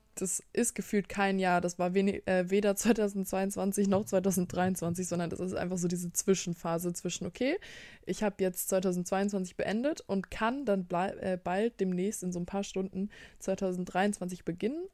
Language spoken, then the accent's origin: German; Bremen, Germany; bei uns in Bremen